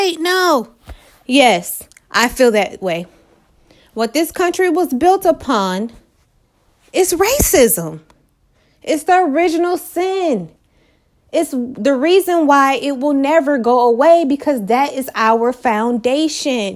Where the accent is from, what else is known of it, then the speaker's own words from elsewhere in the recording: United States; I've been in America. My family's been in America. I'm an American.